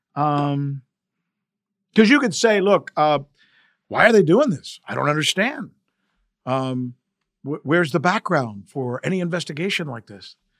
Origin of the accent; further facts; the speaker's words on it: South Florida, United States; I grew up here in South Florida